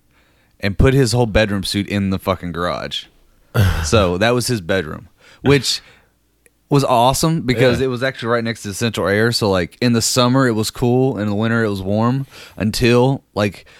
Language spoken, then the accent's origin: English; Danville, Kentucky, United States; moved away; also born or lived in Lexington, Kentucky; my hometown of Danville